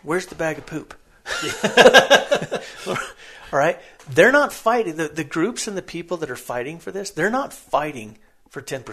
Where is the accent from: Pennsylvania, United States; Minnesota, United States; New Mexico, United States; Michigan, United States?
New Mexico, United States; Tularosa River; I grew up on the Tularosa River, the Tule Creek